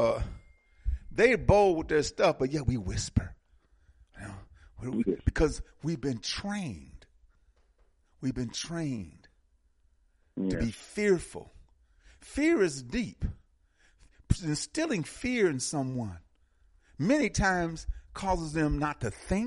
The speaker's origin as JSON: {"language": "English", "town": "Milwaukee", "region": "Wisconsin", "country": "United States", "tie": "born or raised there", "said": "I'm from Milwaukee. I went to the public school in Milwaukee in the mid to late 50s into the 60s"}